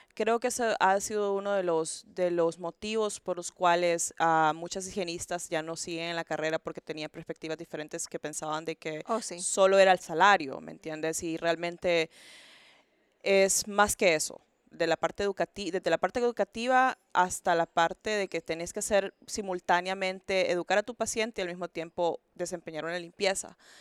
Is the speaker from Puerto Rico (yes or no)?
no; Honduras; moved away as an adult; now in Houston, United States; soy hondureña